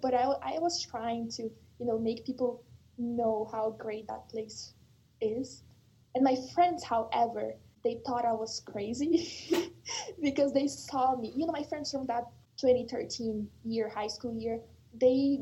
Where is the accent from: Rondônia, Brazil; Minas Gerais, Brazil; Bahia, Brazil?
Rondônia, Brazil; now in United States; I'm like, Brazil, but like not Rio, not São Paulo, the Northwest, the rainforest